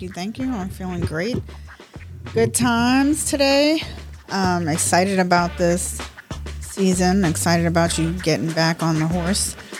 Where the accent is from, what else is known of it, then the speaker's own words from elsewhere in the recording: Baltimore, Maryland, United States; also born or lived in New York; I was raised in Baltimore. Actually, I was raised in New York and Baltimore